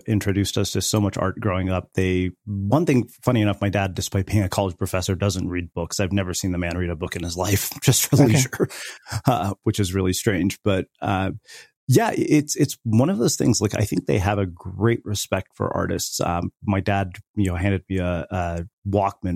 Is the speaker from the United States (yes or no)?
no; India; growing up in the Indian culture